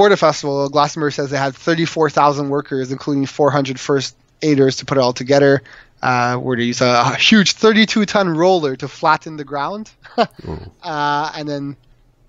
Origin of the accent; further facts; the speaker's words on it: Montreal, Quebec, Canada; moved away; I'm originally from Montreal